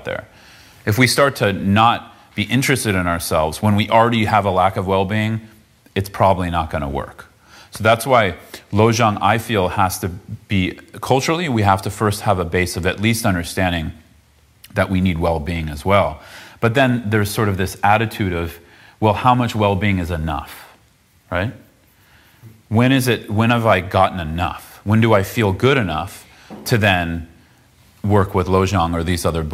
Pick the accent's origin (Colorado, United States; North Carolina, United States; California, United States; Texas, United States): California, United States; south of San Francisco; I grew up south of San Francisco